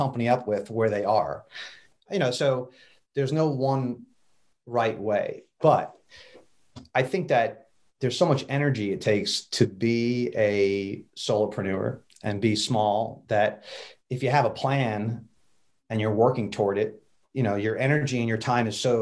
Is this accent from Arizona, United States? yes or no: no; New Jersey, United States; now in Raleigh, United States; my Jersey upbringing